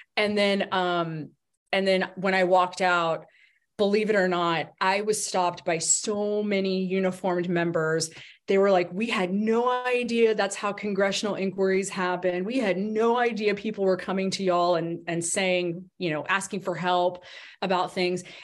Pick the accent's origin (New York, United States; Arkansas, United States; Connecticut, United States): Arkansas, United States; moved away as an adult; also born or lived in Washington, D.C. / Colorado Springs, Colorado; Arkansas, which was my home, which is my home state, not was, but is my home state. It's where I grew up, went to school